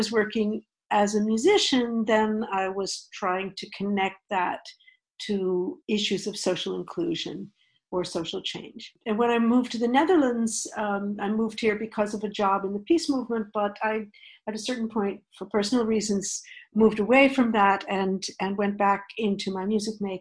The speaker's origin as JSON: {"language": "English", "region": "outside of New York", "country": "United States", "tie": "born or raised there", "said": "I grew up outside of New York, in the US, post-World War II"}